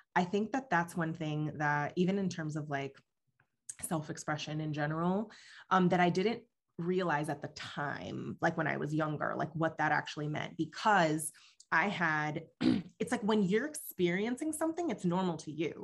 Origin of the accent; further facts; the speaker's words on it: West Coast, United States; English is a second language; growing up on the West Coast